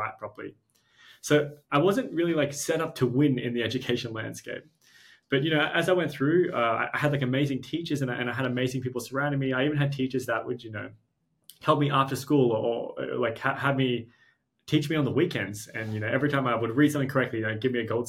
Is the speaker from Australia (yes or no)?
yes; Australia; we're Australian